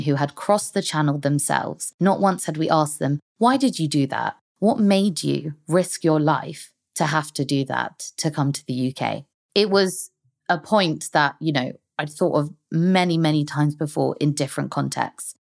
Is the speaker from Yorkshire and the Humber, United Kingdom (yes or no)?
no; London, United Kingdom; also born or lived in Hong Kong; I've lived most of my life in London